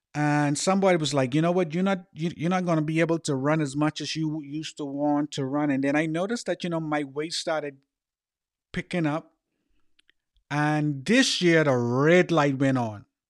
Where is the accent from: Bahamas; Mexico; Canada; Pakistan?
Bahamas; growing up in the Bahamas, I had a name called …